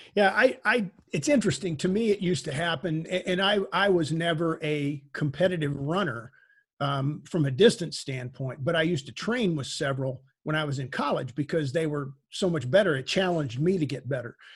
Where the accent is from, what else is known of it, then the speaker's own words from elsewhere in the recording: Texas, United States; where I grew up in Texas